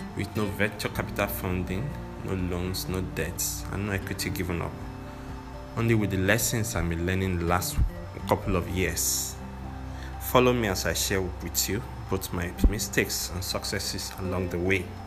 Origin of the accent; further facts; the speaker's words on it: Nigeria; I'm a Nigerian